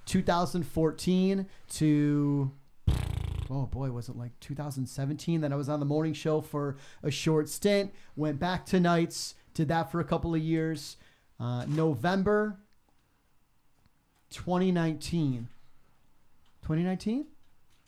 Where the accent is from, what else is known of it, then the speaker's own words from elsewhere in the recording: Detroit, Michigan, United States; now in South Bend, United States; me being born and raised in the Metro Detroit area, I, you know, bled maize and blue growing up, love Michigan in my heart, but I live here in South Bend now